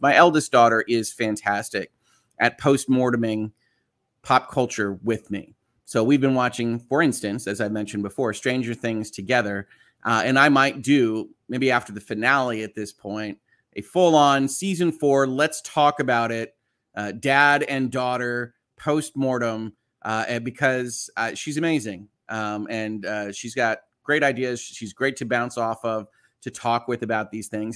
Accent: just outside of Chicago, Illinois, United States; moved away; I was born just outside of Chicago.

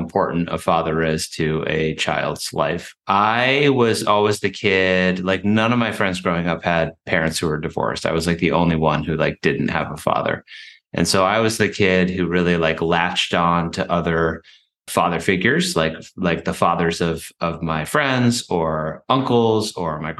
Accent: Western Massachusetts, United States; born or raised there; also born or lived in Paraguay

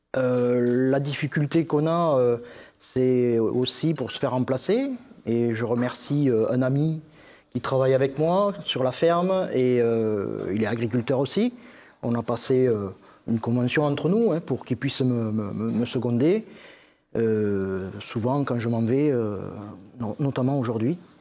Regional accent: Castelsarrasin, Occitania, France; je suis agriculteur dans le Tarn-et-Garonne, sur la commune de Castel-Sarrazin

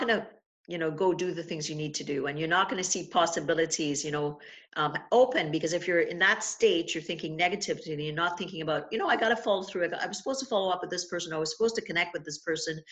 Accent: Trinidad & Tobago; now in Niagara, Canada; I grew up in Trinidad

